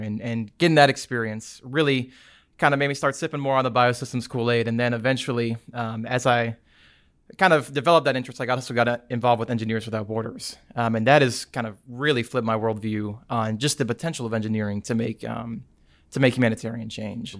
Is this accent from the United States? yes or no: yes; Prattville, Alabama, United States; I am from Prattville, Alabama